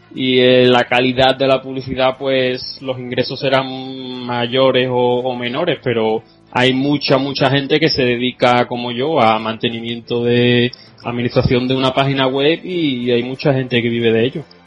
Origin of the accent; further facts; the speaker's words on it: Seville, Andalusia, Spain; soy un chico de Sevilla